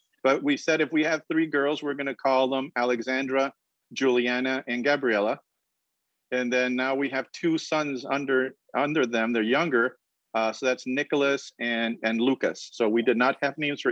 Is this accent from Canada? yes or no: no; Colombia; moved away as an adult; also born or lived in Boston / Indiana; now in Florida, United States; I'm originally from South America, from Colombia